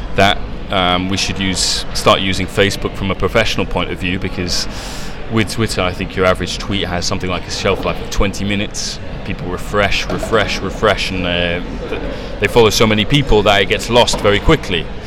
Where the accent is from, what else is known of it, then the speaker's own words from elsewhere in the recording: England, United Kingdom; moved away as an adult; also born or lived in Italy; an English guy growing up in English, growing up in England